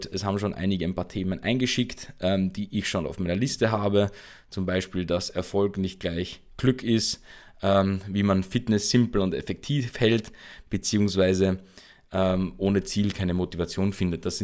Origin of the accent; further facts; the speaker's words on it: Austria; bei uns in Österreich nennt sich das dann Teenager werden Mütter